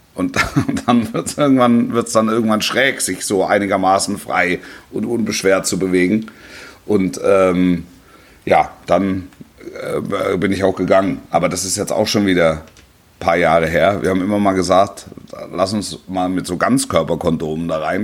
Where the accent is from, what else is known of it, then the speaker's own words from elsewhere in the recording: near Stuttgart, Baden-Württemberg, Germany; ich bin ja da in der Nähe aufgewachsen